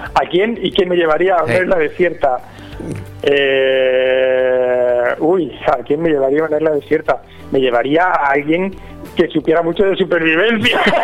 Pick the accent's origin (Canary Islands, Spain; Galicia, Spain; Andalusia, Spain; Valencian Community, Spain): Valencian Community, Spain; Petrer; also born or lived in Villajoyosa; yo soy de Petrer